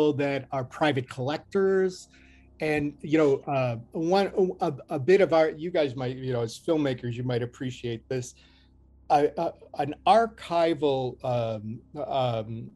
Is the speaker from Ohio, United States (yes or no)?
yes; Cleveland, Ohio, United States; moved away; my hometown is Cleveland, Ohio. I don't live there anymore